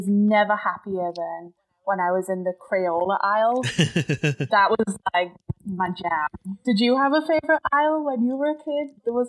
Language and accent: English; County Durham, North East England, United Kingdom; I am from the north of England, a place called County Durham, which there is a city, Durham City too, but I live like 20, 30 minutes out from that in a very sleepy little town. It's super beautiful. There's trees and fields